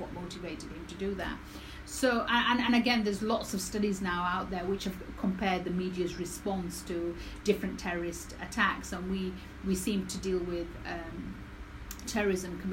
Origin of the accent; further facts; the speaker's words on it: Dewsbury, Yorkshire and the Humber, United Kingdom; I was born and raised in Dewsbury